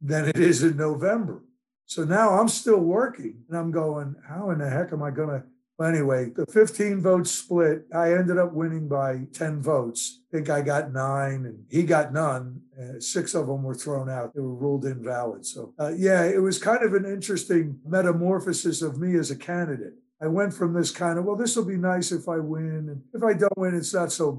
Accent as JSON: {"language": "English", "region": "New Jersey", "country": "United States", "tie": "born or raised there", "said": "my hometown, Dalaran, New Jersey."}